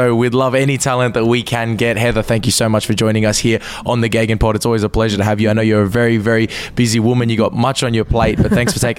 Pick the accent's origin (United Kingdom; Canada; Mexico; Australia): Australia; We're all Aussie here.